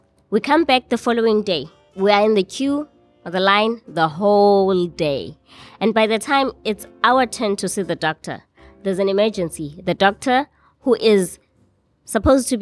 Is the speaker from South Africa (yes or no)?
yes; Eastern Cape, South Africa; I'm from the Eastern Cape in South Africa. I was raised in the rural part of South Africa